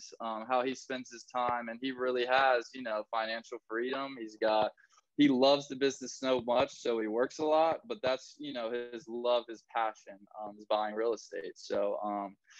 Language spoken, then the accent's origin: English; Tallahassee, Florida, United States; also born or lived in Gainesville, Florida; I was actually born in Gainesville, so I moved when I was about 2 or 3 to Tallahassee. So I was almost born and raised in Tallahassee